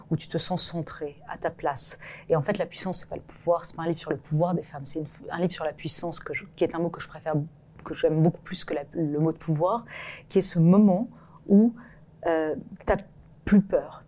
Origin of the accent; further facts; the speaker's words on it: France; je, je, suis française